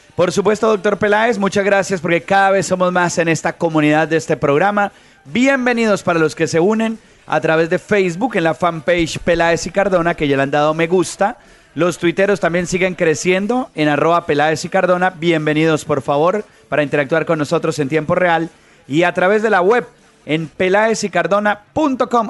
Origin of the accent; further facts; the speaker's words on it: Colombia; uno como colombiano